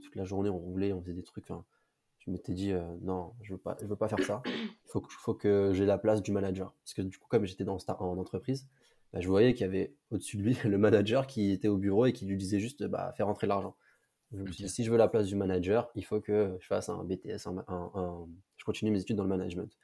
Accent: Villebarou, Centre-Val de Loire, France; moved away as an adult; now in Paris, France; moi je suis de région centre, en province, une petite ville qui s'appelle Blois. Et, euh, même pas de Blois, en vrai, j'étais dans un petit village à côté qui s'appelle Villebarou.

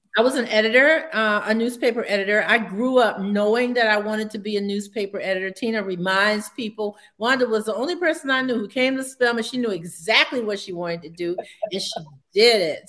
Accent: Savannah, Georgia, United States; moved away as an adult; also born or lived in Providence, Rhode Island / Montgomery, Alabama; I came back to my hometown in Savannah

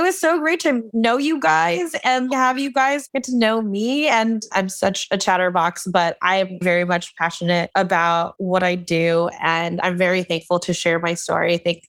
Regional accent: Philippines; because I'm Filipino and we're diabetics.

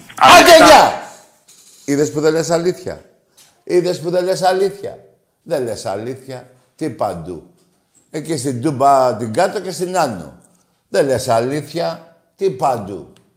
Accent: Greece; Εγώ είμαι Έλληνας Ορθόδοξος Χριστιανός και Ολυμπιακός

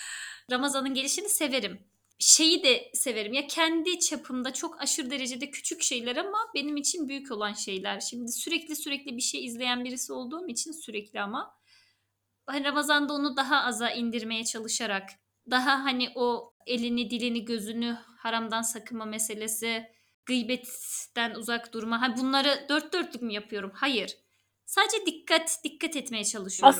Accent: Erzurum, Turkey; now in Istanbul, Turkey; ben Erzurumluyum. Oranın yerlisiyim.

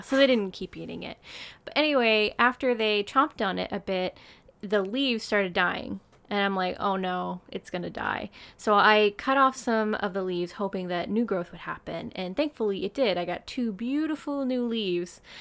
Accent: United States; now in Japan; I'm American.

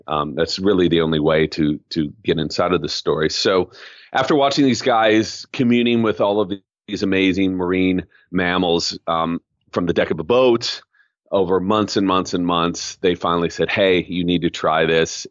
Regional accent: Southern California, United States; now in San Francisco, United States; I grew up in Southern California and spent most of my youth in the water

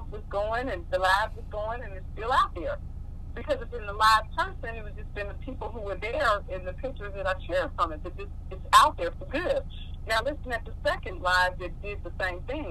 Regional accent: Oklahoma, United States; moved away; North 14th, hometown, folks, Oklahoma, Black Wall Street

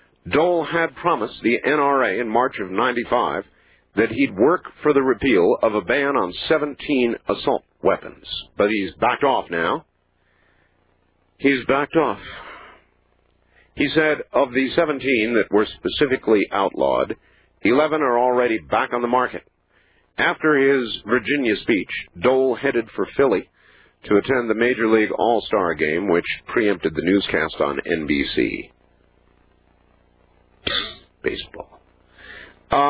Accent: Saskatchewan, Canada; having been born and raised in Saskatchewan

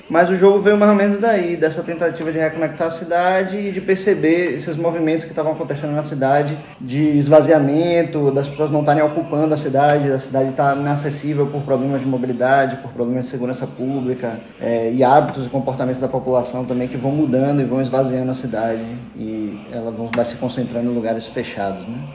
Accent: Salvador, Bahia, Brazil; eu vim daqui de Salvador mesmo, do, do Rio Vermelho. Eu sou daqui, minha família é toda daqui

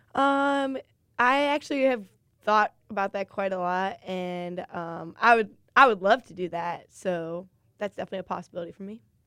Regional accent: Illinois, United States; I'm from Illinois

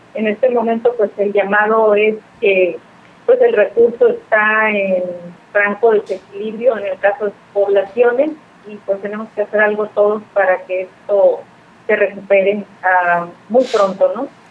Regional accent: Mexico; somos mexicanos

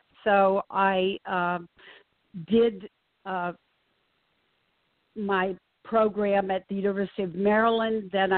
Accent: South Korea; also born or lived in Japan; I was a third culture kid. I was growing up in South Korea and was actually born in Japan.

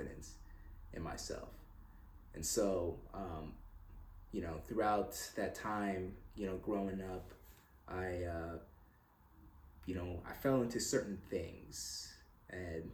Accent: Hamilton, Ontario, Canada; now in Roswell, United States; I was born in Hamilton, Ontario, Canada. Good old Canada

